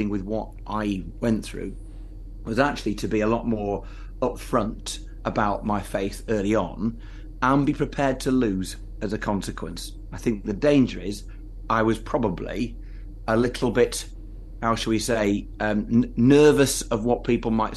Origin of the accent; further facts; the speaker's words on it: Lancashire, North West England, United Kingdom; I'm from Lancashire, which is slightly south of where I'm currently the Member of Parliament